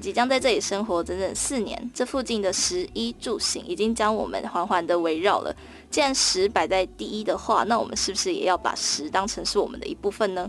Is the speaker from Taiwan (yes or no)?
yes; Tainan, Taiwan; 我在台南出生嘛